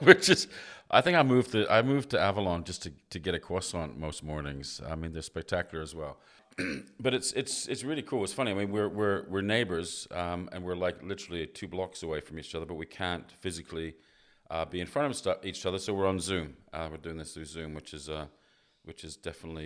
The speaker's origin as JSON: {"language": "English", "region": "West Coast of Canada", "country": "Canada", "tie": "born or raised there", "moved": "as an adult", "lives_now": "Australia", "said": "growing up in Canada on the West Coast."}